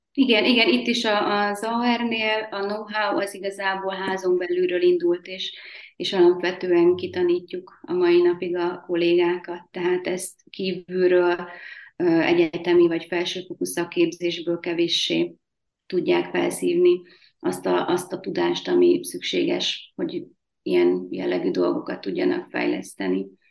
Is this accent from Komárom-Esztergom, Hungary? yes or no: yes; Tatabánya, Komárom-Esztergom, Hungary; Tatabányán születtem, tipikus panellánynak tartom magam